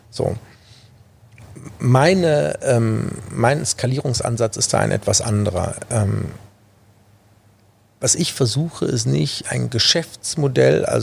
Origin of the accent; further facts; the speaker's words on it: Düsseldorf, North Rhine-Westphalia, Germany; Vor allen Dingen, weil es meine Heimat ist. Und das ist auch der Grund, warum ich mich auf Düsseldorf äh, aktuell beschränke